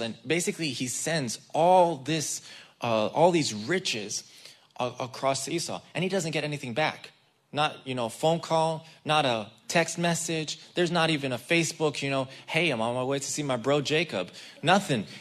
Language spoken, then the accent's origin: English; Israel; moved away; I grew up in the Israeli army. I was raised in the Israeli army.